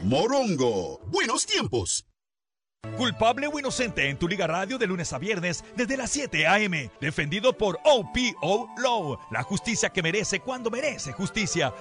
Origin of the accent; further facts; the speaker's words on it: Culiacán area, Sinaloa, Mexico; yo soy de ahí, de Caminaguato, cerquita de Tecuciapa